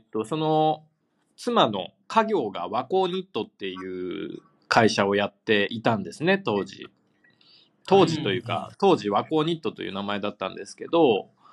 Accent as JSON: {"language": "Japanese", "town": "Amagasaki", "region": "Hyogo", "country": "Japan", "tie": "born or raised there", "moved": "as an adult", "lives_now": "Tokyo, Japan", "said": "尼崎で育ちました"}